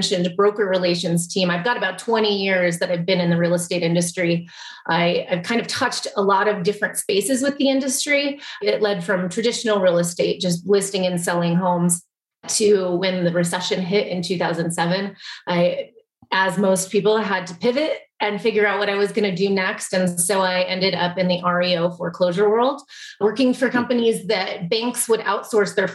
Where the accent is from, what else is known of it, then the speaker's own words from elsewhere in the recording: Colorado, United States; I would say my home state is Colorado, and I took that one as a youngster